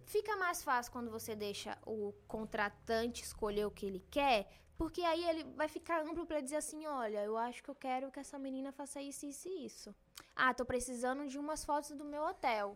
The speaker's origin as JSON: {"language": "Portuguese", "country": "Brazil", "said": "Eu sou brasileira"}